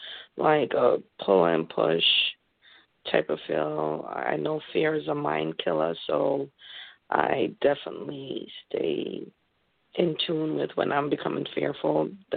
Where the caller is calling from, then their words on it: Connecticut, United States; I'm calling in from Connecticut.